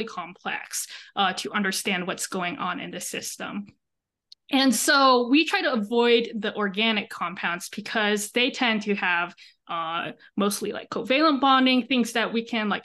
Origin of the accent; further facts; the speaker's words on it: Texas, United States; moved away as an adult; now in Madison, United States; I'm from Texas.